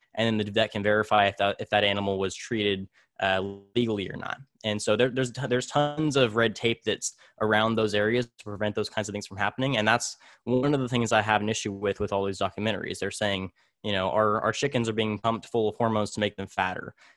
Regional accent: Tulare, California, United States; also born or lived in Visalia, California; I was actually born in, in Visalia, but I was raised in Tulare, California.

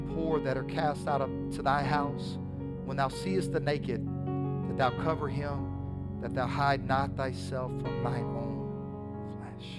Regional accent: the South, United States; accent: southern drawl; a lot of us have a southern drawl

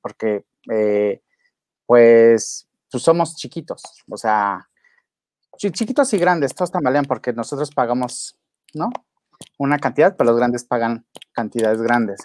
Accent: Acapulco, Guerrero, Mexico; mi pueblo querido

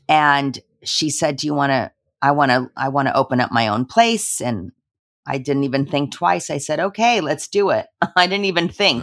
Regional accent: Los Angeles, California, United States; I was born in Los Angeles, and I am a daughter of two immigrants

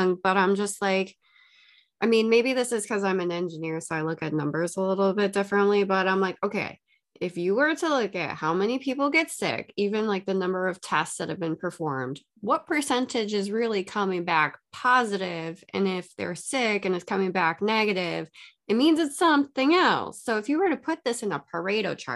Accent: Muskego, Wisconsin, United States; Muskego, which is where my hometown is and where I currently live

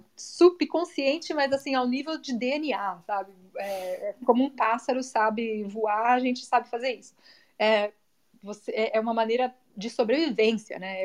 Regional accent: São Paulo, Brazil; now in United States; crescendo em São Paulo

